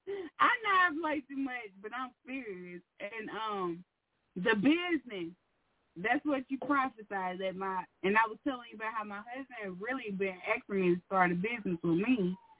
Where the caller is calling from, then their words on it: Arkansas, United States; from Arkansas.